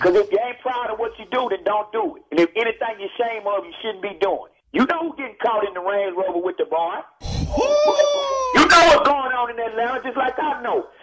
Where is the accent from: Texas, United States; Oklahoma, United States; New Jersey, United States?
Texas, United States; I'm from Texas